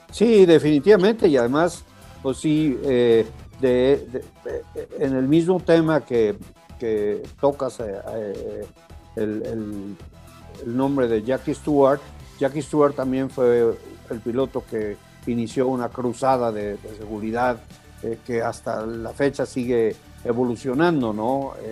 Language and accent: Spanish; Mexico; somos mexicanos